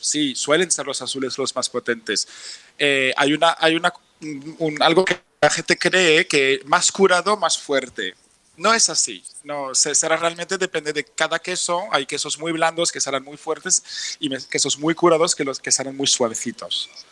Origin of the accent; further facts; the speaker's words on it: France; Spanish is a second language; moved away as an adult; now in Barcelona, Spain; yo soy francés